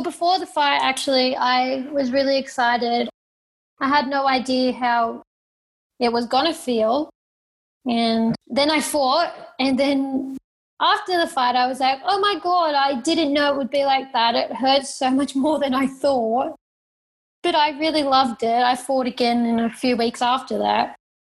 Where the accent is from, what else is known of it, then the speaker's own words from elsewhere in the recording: Australia; now in Thailand; I live in Thailand. I'm from Australia. I grew up in a caravan traveling around Australia working shows.